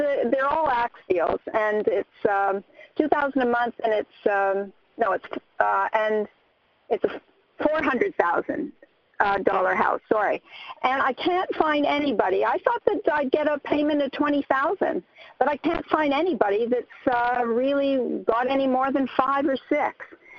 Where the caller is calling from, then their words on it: Minnesota, United States; from Minnesota.